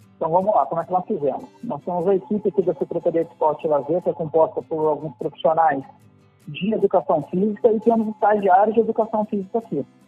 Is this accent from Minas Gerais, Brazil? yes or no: no; Angra dos Reis, Rio de Janeiro, Brazil; nós de Angra